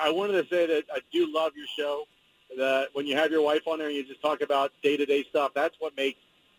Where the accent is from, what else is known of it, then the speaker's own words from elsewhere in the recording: Philadelphia, Pennsylvania, United States; now in Salem, United States; growing up in the Philadelphia area